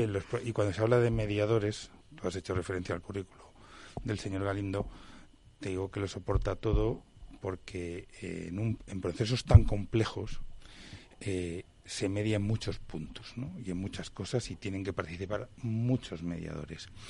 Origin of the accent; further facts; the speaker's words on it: Spain; soy español